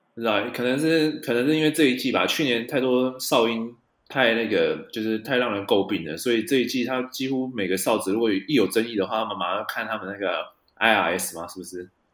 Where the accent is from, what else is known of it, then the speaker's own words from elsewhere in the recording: New Taipei, Taiwan; 我小时候住在台北县啊